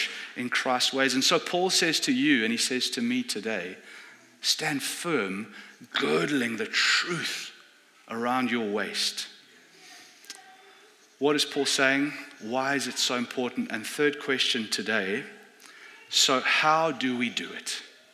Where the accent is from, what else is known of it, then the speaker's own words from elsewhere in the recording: South Africa; moved away; I come from South Africa.